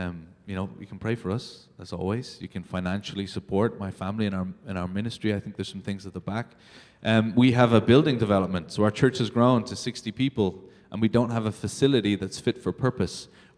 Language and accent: English; Ireland; born or raised there; moved away as an adult